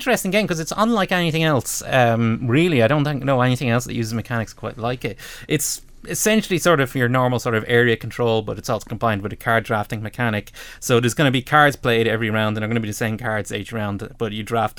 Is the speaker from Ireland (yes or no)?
yes; Ireland; we're Irish